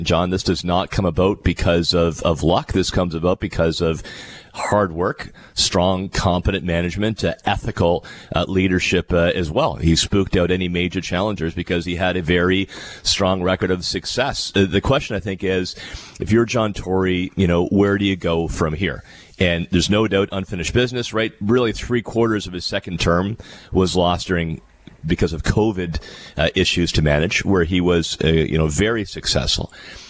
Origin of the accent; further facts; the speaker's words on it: West Lincoln, Ontario, Canada; my hometown in West Lincoln.